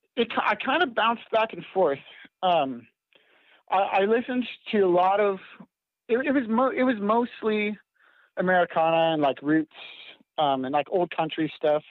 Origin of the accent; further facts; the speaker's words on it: Canada; I live on a little farm up in Canada. We build greenhouses, and so I've worked construction since I was little